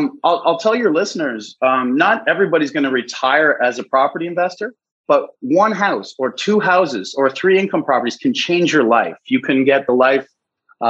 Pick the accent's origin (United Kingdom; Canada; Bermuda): Canada; Orillia, Ontario; moved away as an adult; also born or lived in Barrie, Ontario / Ottawa / Japan / Korea; I moved back to my hometown of Orillia, Ontario, that I'd been away from for about 20 years